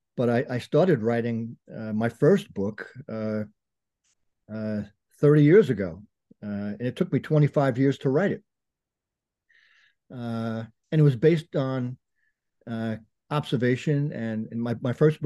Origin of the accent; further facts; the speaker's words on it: Bergen County, New Jersey, United States; Grew up in Bergen County, New Jersey